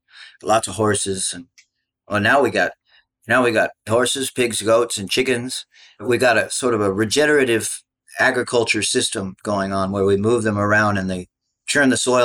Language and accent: English; Austin, Texas, United States; also born or lived in Hawaii; I was born in Austin, spent quite a bit of my childhood there. We'd go back and forth, you know, between Hawaii and Austin.